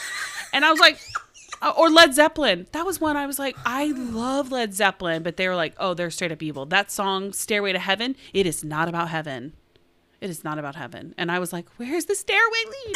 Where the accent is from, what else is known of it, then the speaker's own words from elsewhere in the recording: Oklahoma, United States; we're from Oklahoma